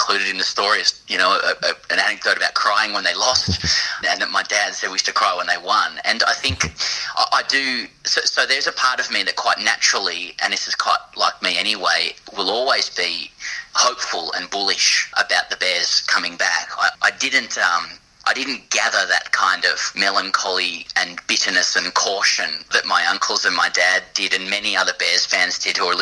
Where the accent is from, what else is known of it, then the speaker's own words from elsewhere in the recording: Sydney, New South Wales, Australia; I grew up in Ryde in Sydney.